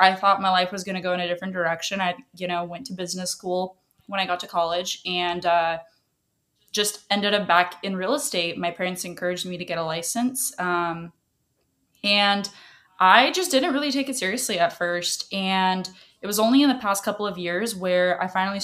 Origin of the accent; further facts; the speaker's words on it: Washington, United States; first language Russian; English is a second language; I was born here, but my native language was Russian. So I didn't even know English until I was pretty much like in second grade